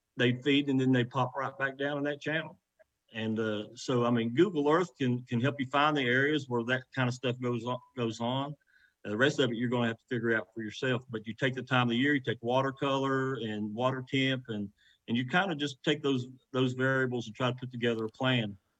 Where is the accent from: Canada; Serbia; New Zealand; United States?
United States; West Virginia